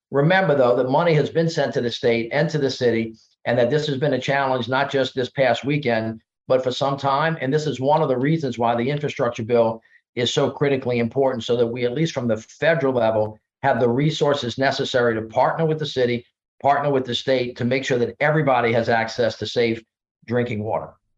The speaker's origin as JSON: {"language": "English", "region": "the South", "country": "United States", "tie": "born or raised there", "said": "my thirty years of experience growing up in the South"}